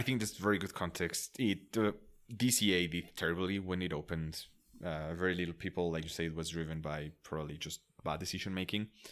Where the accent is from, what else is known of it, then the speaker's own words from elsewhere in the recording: Mexico; English is a second language; I'm from Mexico